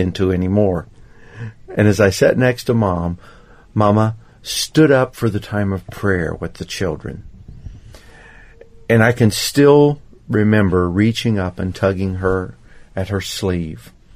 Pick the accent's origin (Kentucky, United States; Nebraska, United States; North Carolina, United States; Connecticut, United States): Kentucky, United States; now in Jackson, United States; I had the privilege of growing up in Kentucky